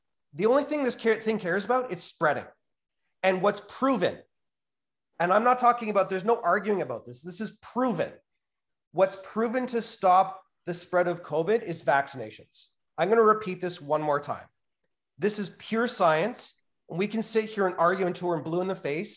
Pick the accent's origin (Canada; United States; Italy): Canada; I love being a Canadian